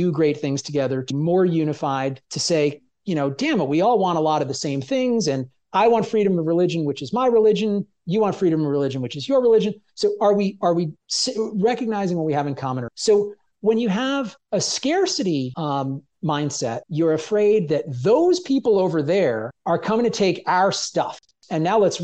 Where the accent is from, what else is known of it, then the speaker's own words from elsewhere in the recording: Jersey Shore, New Jersey, United States; growing up in New Jersey, you know, on the Jersey Shore